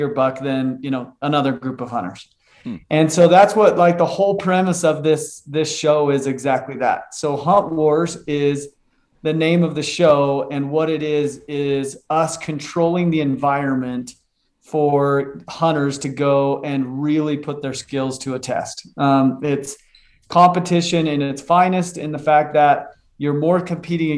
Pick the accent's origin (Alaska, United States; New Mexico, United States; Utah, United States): Utah, United States; I'm a born and raised in Utah kid out west. Grew up just in a small town just south of Salt Lake